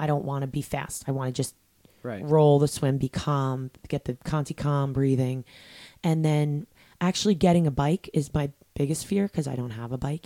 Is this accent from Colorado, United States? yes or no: no; New York, United States; I'm from New York.